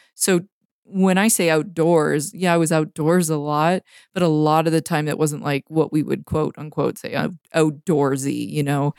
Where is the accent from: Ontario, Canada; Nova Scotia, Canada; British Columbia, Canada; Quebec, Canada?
British Columbia, Canada; North Vancouver; moved away as an adult; now in Montana, United States; even though I'm from Vancouver, I grew up on the North Shore